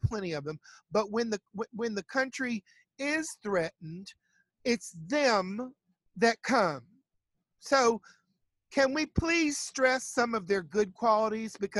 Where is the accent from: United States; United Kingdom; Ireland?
United States; the South; I'm from the South